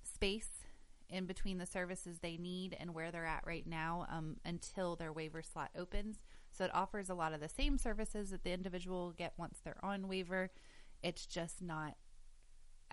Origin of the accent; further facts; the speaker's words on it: West Virginia, United States; also born or lived in Cleveland, Ohio; I'm originally from West Virginia, and then I had moved to Cleveland for a while.